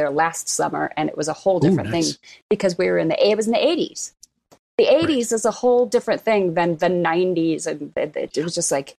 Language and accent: English; Castle Rock, Colorado, United States; Castle Rock, Colorado. Yeah. Flight from Castle Rock, Colorado for sure. It's really Castle Rock is a Republican enclave now.